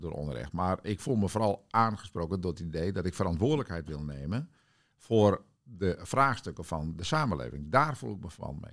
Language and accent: Dutch; Witmarsum, Friesland, Netherlands; moved away; Ik ben opgegroeid in eh, de wereldstad Witmarsum. Ja. Dat is een klein dorpje in het, in het noorden van Friesland tussen Bolsward en Sneek